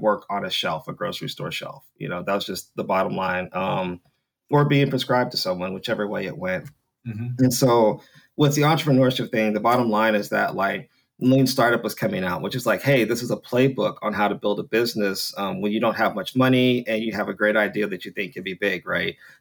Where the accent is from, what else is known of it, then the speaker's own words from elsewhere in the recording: North Carolina, United States; I'm from North Carolina, NC State, in 2003